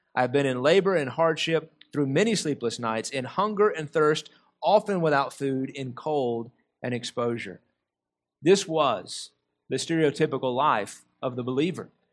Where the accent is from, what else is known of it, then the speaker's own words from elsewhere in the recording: United States; us as American Christians